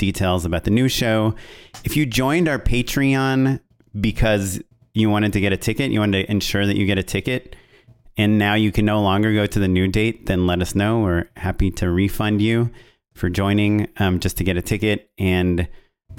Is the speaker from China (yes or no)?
no; Israel; moved away; I'm Israeli and that I grew up in Israel.